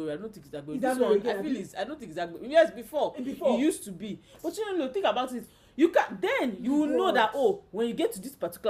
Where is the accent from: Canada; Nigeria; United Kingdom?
Nigeria; moved away; being a Nigerian